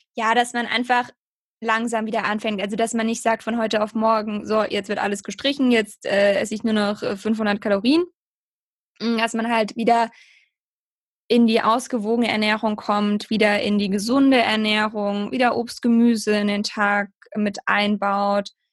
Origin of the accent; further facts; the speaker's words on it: near Heidelberg, Baden-Württemberg, Germany; Ich komme aus der Nähe von Heidelberg, ähm, genau im Süden von Deutschland